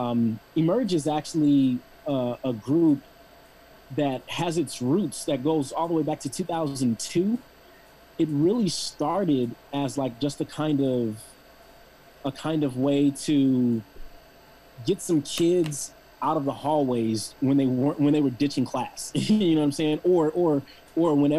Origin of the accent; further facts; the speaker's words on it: Los Angeles, California, United States; also born or lived in Penn State; I actually grew up in LA, down the street from USC, on 36th Place in between Normandy and Western